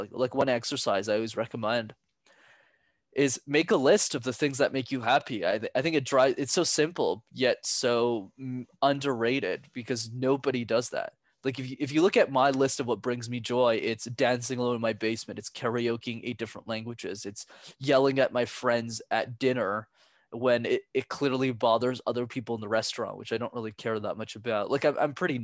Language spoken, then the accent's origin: English; Montreal, Quebec, Canada; I'm born and raised in Montreal, Canada, but my parents are from Sri Lanka